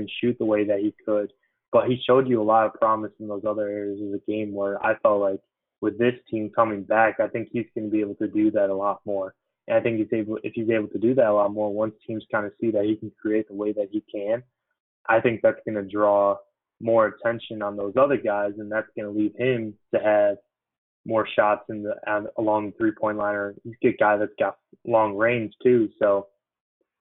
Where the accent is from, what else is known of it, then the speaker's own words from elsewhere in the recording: Chicago suburbs, Illinois, United States; being an Illinois kid too, growing up in the Chicago suburbs